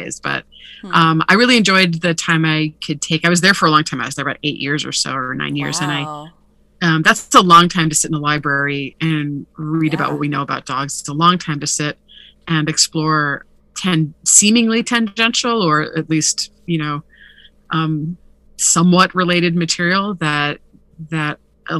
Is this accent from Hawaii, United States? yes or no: yes; Hawaii, United States; moved away; also born or lived in Oahu / Big Island; I'm from Hawaii originally